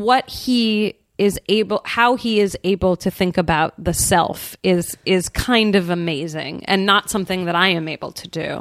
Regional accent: San Francisco, California, United States; I grew up in San Francisco, so like there's definitely a hippy dippy element to my upbringing

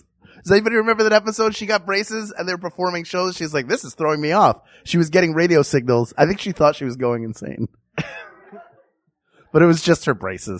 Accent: East Coast, United States; now in Los Angeles, United States; growing up on the East Coast

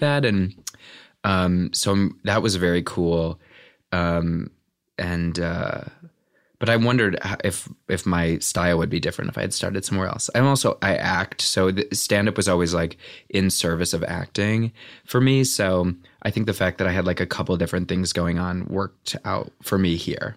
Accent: Valparaiso, Indiana, United States; born or raised there; also born or lived in Beverly, Chicago, Illinois

